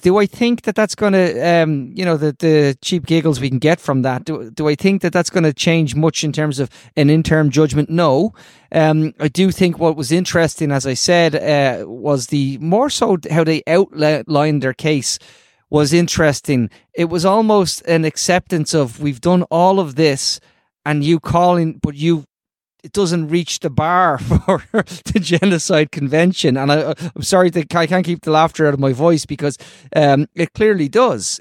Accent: Ireland; I'm gonna say this as an Irish person

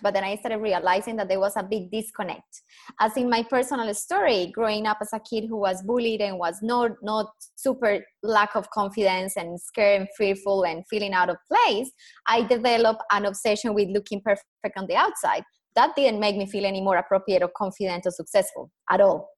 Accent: Colombia; accent: Colombian; English is a second language; moved away as an adult; now in Perth, Australia; So I am Colombian, proud Colombian. Obviously, my accent gives me away within two seconds.

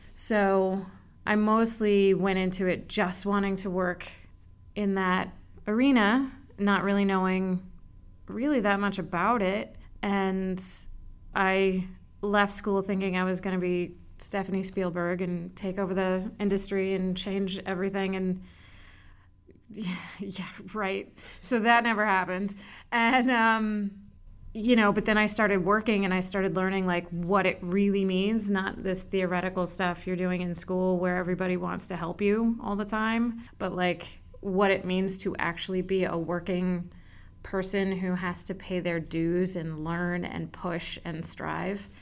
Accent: Montgomery County, Maryland, United States; moved away as an adult; also born or lived in Boston; I am from Montgomery County, Maryland, right outside Washington, D.C.

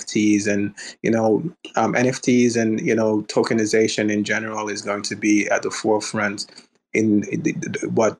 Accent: Jamaica; now in United States; I was born and raised in Jamaica

